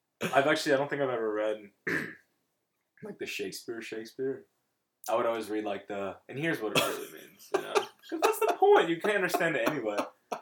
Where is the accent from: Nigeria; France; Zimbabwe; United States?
United States; Winter Springs, Florida; my hometown, Winter Springs, Florida, home of the Bears.